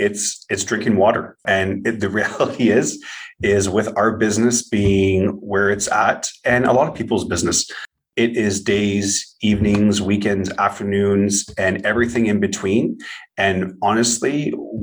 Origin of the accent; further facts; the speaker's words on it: Ottawa, Ontario, Canada; born and raised in Ottawa, Ontario, Canada, which is the nation's capital